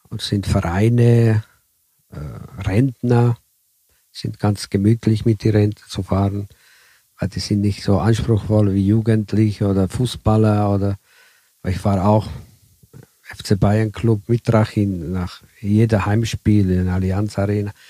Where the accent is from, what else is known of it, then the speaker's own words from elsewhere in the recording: Italy; Ja, ich als Italiener äh, habe die Erfahrung, dass die hier die ersten Raststätte hier äh, in Tirol äh, sind immer noch deutschmäßig.